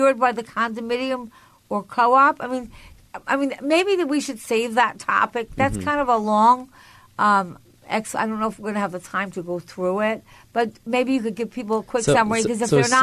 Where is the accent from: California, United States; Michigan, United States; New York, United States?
New York, United States; Long Island; moved away as an adult; now in New York City, United States; I was born in Long Island.